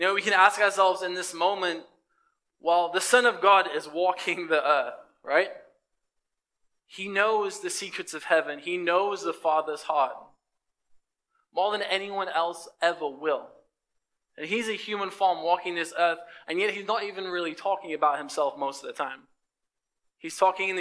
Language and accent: English; England, United Kingdom; moved away as an adult; I came from England.